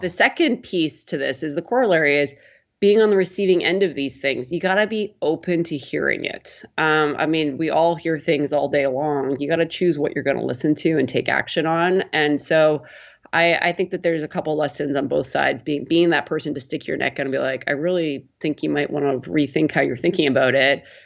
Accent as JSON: {"language": "English", "town": "Prince Albert", "region": "Saskatchewan", "country": "Canada", "tie": "born or raised there", "also_born_or_lived": "Toronto", "moved": "as an adult", "said": "I grew up in Prince Albert, Saskatchewan."}